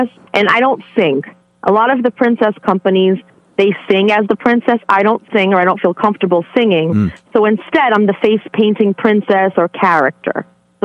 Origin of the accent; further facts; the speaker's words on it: Fall River, Massachusetts, United States; moved away as an adult; now in East Providence, United States; I'm originally from Fall River, Massachusetts, also known as where Lizzie Borden is from.